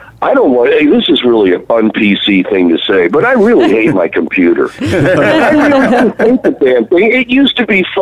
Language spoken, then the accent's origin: English; Baltimore, Maryland, United States; I was growing up in Baltimore, Maryland